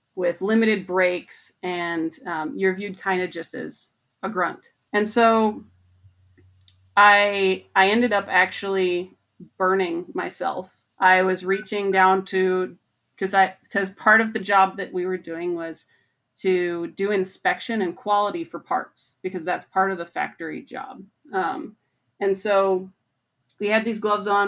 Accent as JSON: {"language": "English", "region": "Montana", "country": "United States", "tie": "born or raised there", "also_born_or_lived": "Michigan", "moved": "as an adult", "said": "I grew up in Montana"}